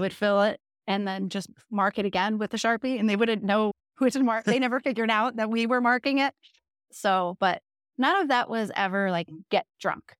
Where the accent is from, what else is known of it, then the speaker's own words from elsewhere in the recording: Jersey Shore, New Jersey, United States; moved away; We grew up in the Jersey Shore, so, like, literally right where that T V show was filmed